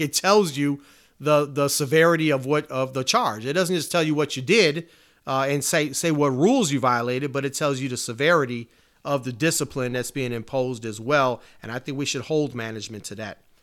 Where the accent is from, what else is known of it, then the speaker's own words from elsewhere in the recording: Chicago, Illinois, United States; It's my hometown.